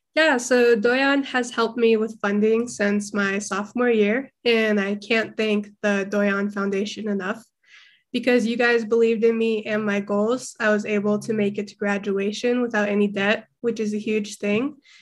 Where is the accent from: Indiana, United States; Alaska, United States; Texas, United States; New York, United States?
Alaska, United States; Fairbanks; moved away as an adult; now in Durango, United States; born and raised in Fairbanks, Alaska.